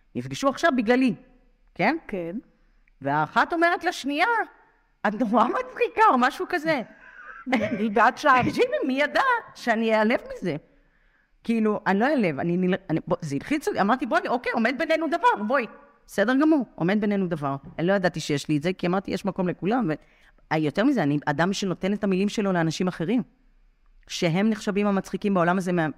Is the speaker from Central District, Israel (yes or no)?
yes; Rehovot, Central District, Israel; אני גדלתי ברחובות